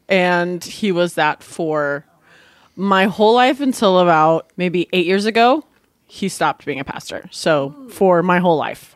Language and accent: English; Washington, United States; So here's, okay, so Southern Baptist in the Northwest. So I grew up in Washington State.